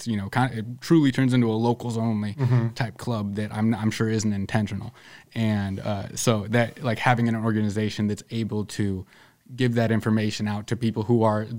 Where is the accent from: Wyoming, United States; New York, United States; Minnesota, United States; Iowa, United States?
Iowa, United States; Northwest; I say Northwest Iowa. And they're like, what's it like there? And I'm like, you know, I really like it because the city I live in is really diverse.